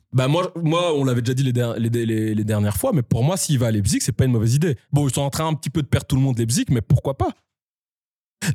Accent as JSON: {"language": "French", "country": "Belgium", "said": "on est vraiment la petite Belgique"}